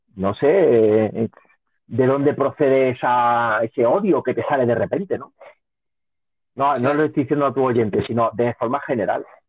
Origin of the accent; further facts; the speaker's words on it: Linares, Andalusia, Spain; also born or lived in Barcelona; Yo soy de Linares, yo te estoy hablando de Linares.